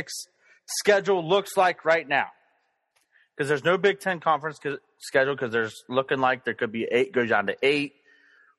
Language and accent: English; United States; I'm an American